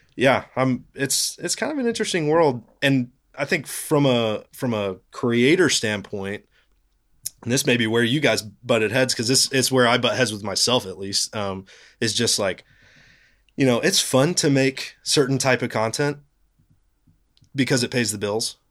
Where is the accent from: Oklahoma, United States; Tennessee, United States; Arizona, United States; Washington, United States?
Tennessee, United States; Knoxville; I grew up in Knoxville